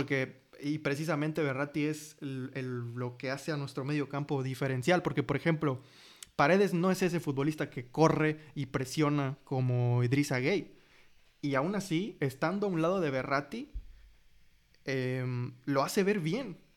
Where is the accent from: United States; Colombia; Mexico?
Mexico; somos mexicanos